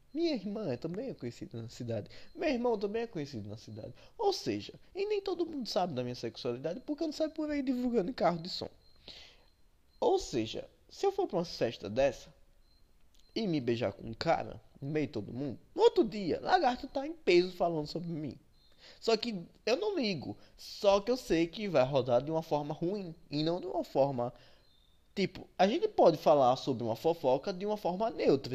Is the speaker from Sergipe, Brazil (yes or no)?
yes; Sergipe, Brazil; aqui no, no, Nordeste, que eu sou nordestino, sergipano especialmente